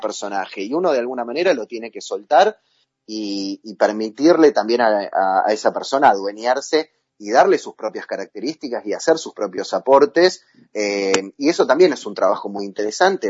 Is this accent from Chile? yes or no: no; Argentina; como argentinos